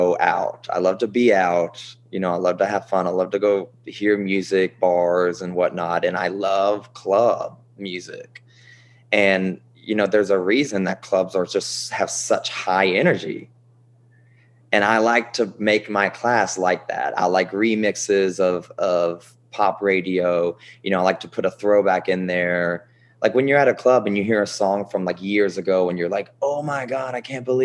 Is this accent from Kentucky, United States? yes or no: yes; Bardstown, Kentucky, United States; moved away as an adult; also born or lived in Nashville, Tennessee / New York City / Los Angeles; now in Houston, United States; growing up in Kentucky, it was great.